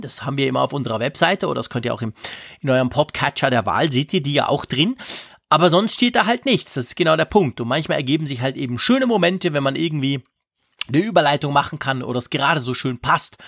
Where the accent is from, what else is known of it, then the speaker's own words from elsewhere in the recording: Switzerland; bei uns in der Schweiz